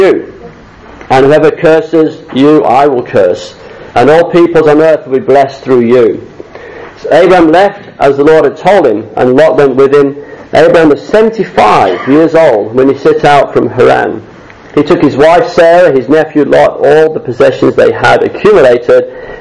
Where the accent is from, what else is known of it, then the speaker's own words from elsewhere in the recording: Chesterfield, East Midlands, United Kingdom; also born or lived in Sydney, Australia; now in Australia; I'm born and bred, I'm from Derbyshire. I was born in the town of the Crooked Spire.